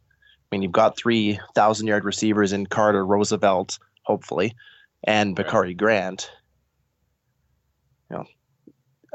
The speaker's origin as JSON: {"language": "English", "region": "Saskatchewan", "country": "Canada", "tie": "born or raised there", "said": "years of growing up in Saskatchewan"}